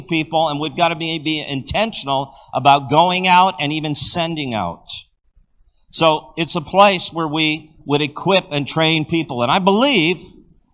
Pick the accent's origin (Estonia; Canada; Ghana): Canada; moved away as an adult; also born or lived in United States / Florida; We're from Canada